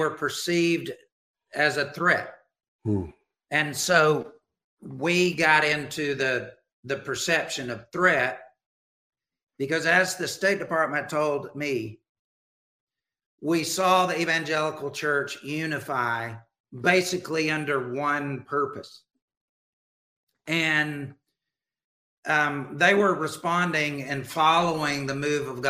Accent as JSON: {"language": "English", "region": "Alabama", "country": "United States", "tie": "born or raised there", "said": "I grew up in Alabama"}